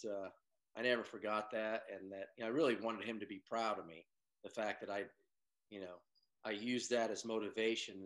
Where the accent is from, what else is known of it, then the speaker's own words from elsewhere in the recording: Bay Area, California, United States; moved away; also born or lived in Oklahoma; growing up in the Bay Area